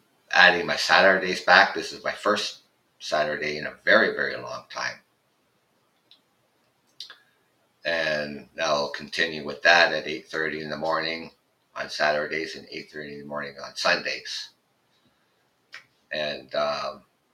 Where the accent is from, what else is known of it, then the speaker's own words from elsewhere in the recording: Canada; I'm Canadian